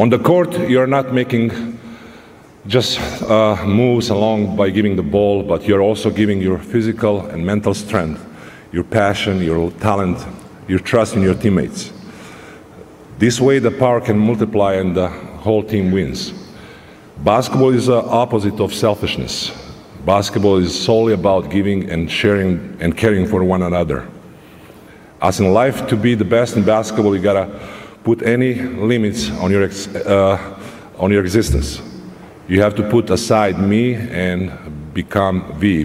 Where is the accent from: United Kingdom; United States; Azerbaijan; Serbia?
Serbia; moved away; my home country, Serbia.